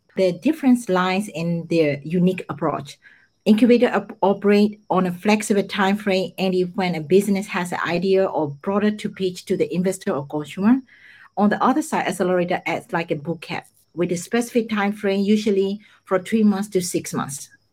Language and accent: English; Myanmar; moved away as an adult; also born or lived in Mumbai, India / United States; now in Japan; I was born and raised in Myanmar